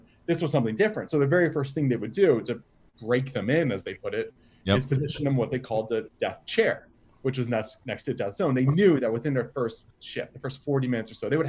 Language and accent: English; Washington, District of Columbia, United States; I grew up in the Washington D.C. area, not 5 or 6 hours from Action Park.